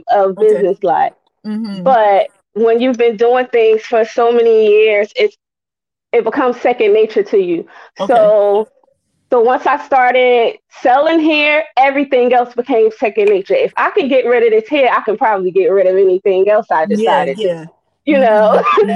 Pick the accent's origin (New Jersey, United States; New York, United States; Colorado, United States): New Jersey, United States; now in Delaware, United States; I'm from Jersey originally, but now I'm planting my good old roots in the state of Delaware